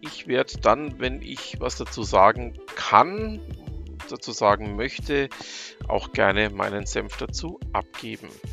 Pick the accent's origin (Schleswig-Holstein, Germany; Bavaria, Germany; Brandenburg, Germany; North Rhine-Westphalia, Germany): Bavaria, Germany; Nuremberg; als gebürtiger Nürnberger und ähm, Franke